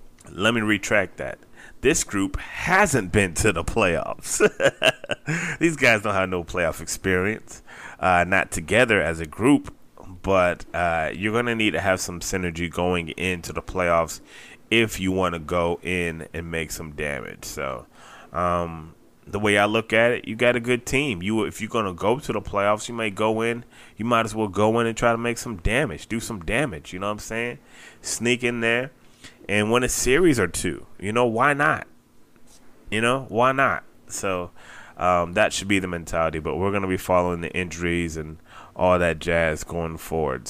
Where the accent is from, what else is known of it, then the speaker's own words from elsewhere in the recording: Tampa, Florida, United States; the 813, my hometown